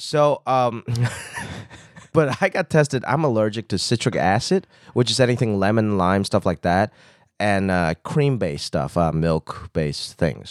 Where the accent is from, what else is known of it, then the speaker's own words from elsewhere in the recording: Hong Kong; now in United States; So I grew up in Hong Kong